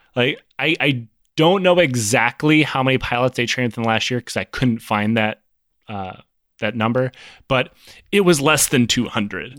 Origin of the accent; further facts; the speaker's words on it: United States; as an American